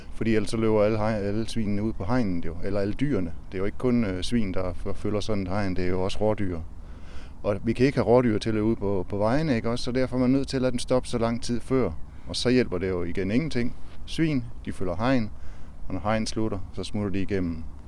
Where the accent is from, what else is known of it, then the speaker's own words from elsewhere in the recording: Aarhus, Central Denmark Region, Denmark; Vi kommer fra Aarhus